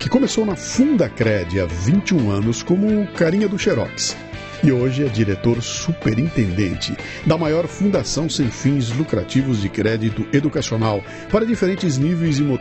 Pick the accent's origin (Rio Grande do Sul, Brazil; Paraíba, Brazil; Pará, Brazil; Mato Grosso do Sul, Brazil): Rio Grande do Sul, Brazil; Caxias do Sul; also born or lived in Porto Alegre; Nasci em Caxias do Sul.